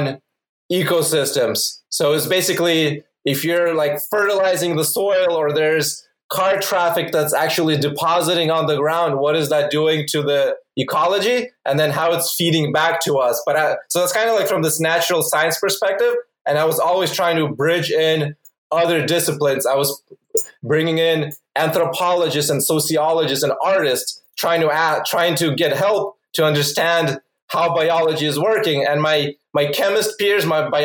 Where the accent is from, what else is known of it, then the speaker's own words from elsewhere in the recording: Phoenix, Arizona, United States; also born or lived in Ukraine; I originally am from Ukraine, but I moved to US when I was 8 years old, and growing up mostly in Phoenix